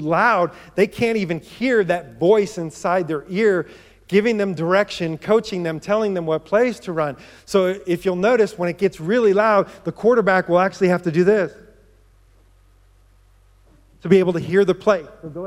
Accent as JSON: {"language": "English", "region": "New York", "country": "United States", "tie": "born or raised there", "moved": "yes", "said": "I grew up in New York"}